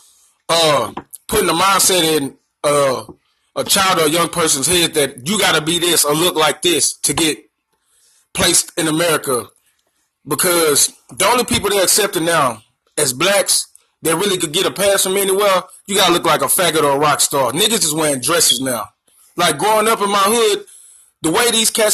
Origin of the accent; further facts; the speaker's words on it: the South, United States; I'm from the South, so I represent all that gangster music